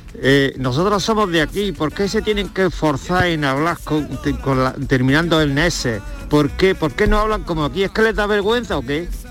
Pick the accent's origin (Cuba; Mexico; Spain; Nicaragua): Spain; Algeciras, Andalusia; now in Estonia; Yo soy de Algeciras concretamente